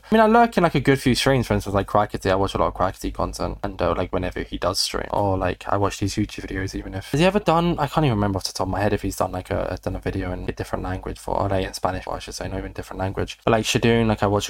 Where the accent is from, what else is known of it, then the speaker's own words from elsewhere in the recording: England, United Kingdom; You were born in England. So like, yeah, but I have an Irish passport. Like I live in Britain. I don't have a British passport. I have an Irish passport. My dad is fully Irish